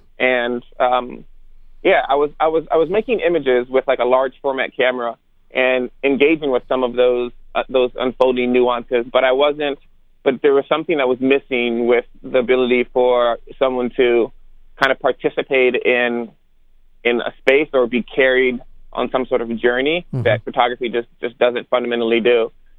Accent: Germany; born there; Yeah, so I'm not originally from the South. You know, I was born in Germany and military brat, quote unquote

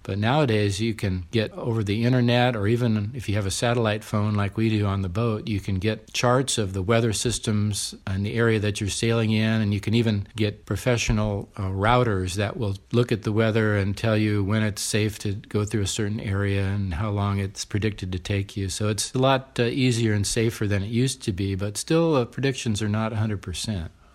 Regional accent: San Diego, California, United States; also born or lived in Orange County; I grew up in San Diego, so I went to U C San Diego undergrad

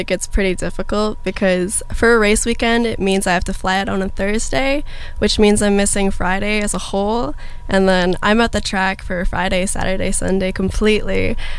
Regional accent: Toronto, Ontario, Canada; now in United States; I grew up in Toronto, Ontario.

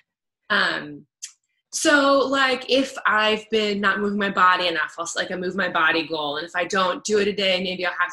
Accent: Kansas City, United States; also born or lived in New York; now in Los Angeles, United States; Kansas City. I'm from Kansas City

